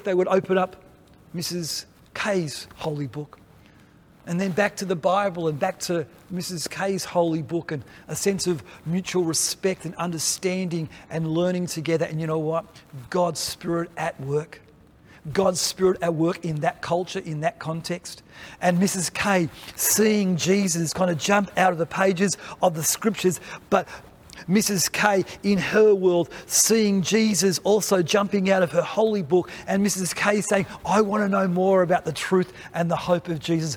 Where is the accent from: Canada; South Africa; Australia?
Australia; as Australian Baptists